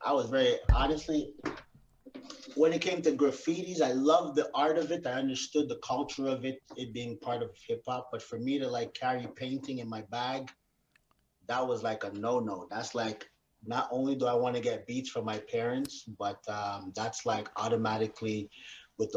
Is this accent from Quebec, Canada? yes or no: yes; Montreal, Quebec, Canada; I grew up in Park X. That's where I grew up. Originally, I'm from Park X